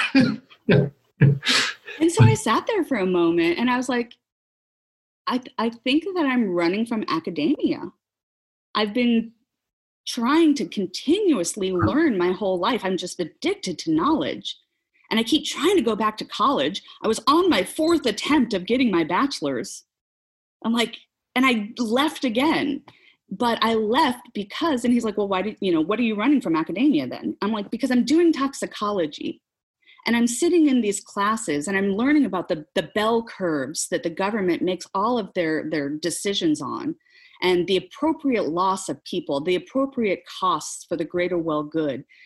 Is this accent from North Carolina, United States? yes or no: no; Nebraska, United States; also born or lived in Seattle; now in Oklahoma, United States; I grew up in the Midwest, grew up in Nebraska, not too far north of, of Oklahoma here